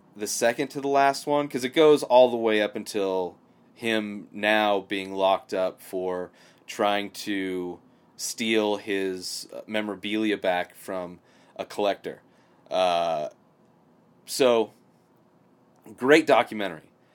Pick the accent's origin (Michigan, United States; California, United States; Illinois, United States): California, United States; Southern; I grew up in Southern California, uh, you know, about two hours away from L